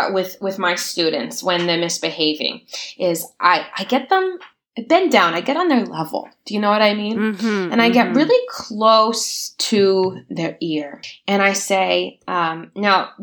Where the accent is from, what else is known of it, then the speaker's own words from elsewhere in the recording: Pennsylvania, United States; I grew up in Pennsylvania